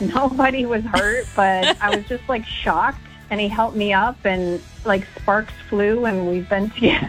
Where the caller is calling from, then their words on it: Tulsa, Oklahoma, United States; from Tulsa, and I can't beat Brooks.